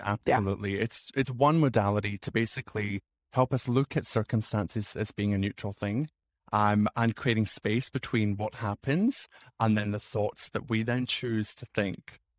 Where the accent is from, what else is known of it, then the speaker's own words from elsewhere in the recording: Scotland, United Kingdom; moved away as an adult; also born or lived in Sydney, Australia / England / Fiji; now in Canberra, Australia; I grew up in Scotland